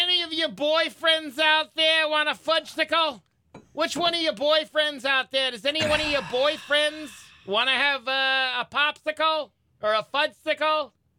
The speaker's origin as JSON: {"language": "English", "town": "Boston", "region": "Massachusetts", "country": "United States", "tie": "born or raised there"}